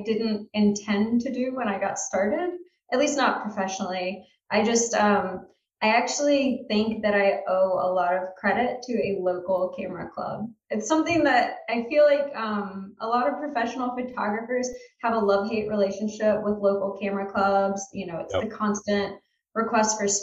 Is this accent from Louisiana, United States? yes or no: yes; South Louisiana, United States; moved away; also born or lived in Georgia / Virginia / Pensacola, Florida; I grew up in South Louisiana